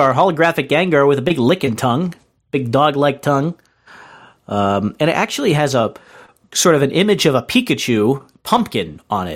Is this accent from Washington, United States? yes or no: no; New Hampshire, United States; The schools in the town where I grew up in New Hampshire